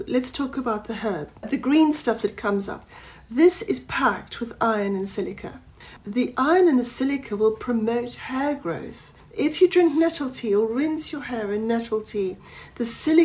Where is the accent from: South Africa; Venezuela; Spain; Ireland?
South Africa; now in England; I was brought up in South Africa